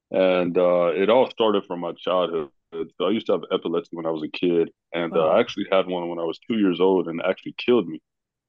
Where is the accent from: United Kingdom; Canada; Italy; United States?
United States; Knoxville, Tennessee; also born or lived in Maryville; I'm originally from here in Knoxville, Tennessee. I was born in Maryville, Tennessee, but my parents and my family, we ended up moving to Knoxville, Tennessee.